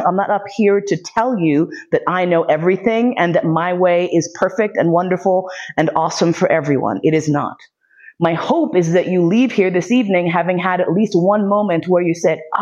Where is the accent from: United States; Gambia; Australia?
United States; I am also American with hogtied language skills